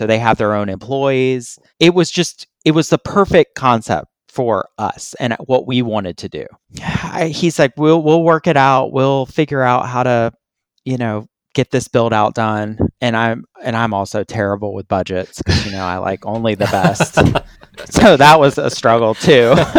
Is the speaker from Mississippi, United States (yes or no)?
no; Atlanta, Georgia, United States; I'm from Atlanta.